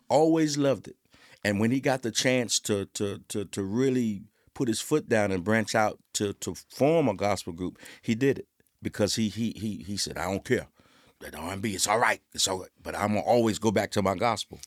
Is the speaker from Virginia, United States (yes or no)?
yes; Suffolk, Virginia, United States; I'm from Suffolk, Virginia